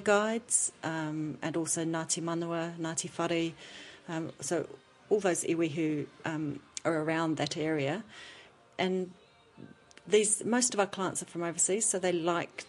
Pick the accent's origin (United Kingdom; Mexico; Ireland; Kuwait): United Kingdom; England; now in New Zealand; as an English person we do things traditionally